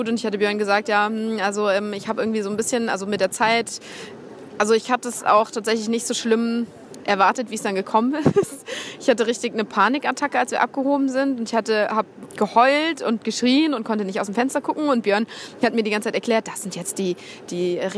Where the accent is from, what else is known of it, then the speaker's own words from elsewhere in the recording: Gießen, Hesse, Germany; moved away as an adult; now in Aachen, Germany; Gießen, meinem Heimatort, also aus der Ecke, wo ich herkomme.